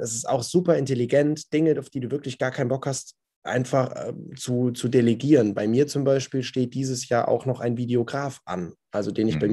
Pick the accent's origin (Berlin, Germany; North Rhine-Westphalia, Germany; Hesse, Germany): Hesse, Germany; Odenwald, southern; moved away; Ich komme vom, vom Land, aus dem Odenwald in äh, Südhessen, Grenze zu Bayern und Baden-Württemberg.